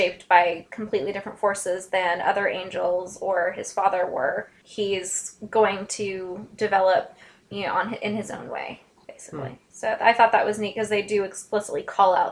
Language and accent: English; Southern California, United States; now in Georgia, United States; I grew up in Southern California